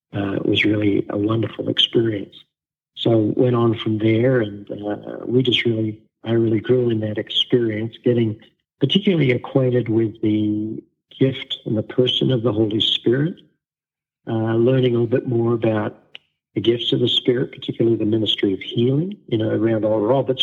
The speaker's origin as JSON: {"language": "English", "country": "Australia", "tie": "born or raised there", "moved": "yes", "lives_now": "Wichita, United States", "said": "I was born and raised in Australia"}